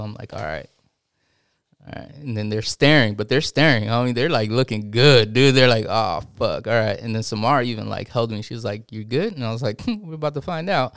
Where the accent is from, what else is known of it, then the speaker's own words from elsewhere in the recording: East County, San Diego, California, United States; I'm from East County